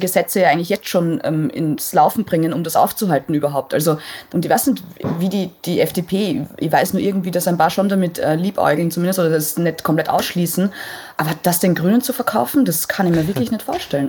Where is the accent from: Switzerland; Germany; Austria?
Austria; ich komme aus Österreich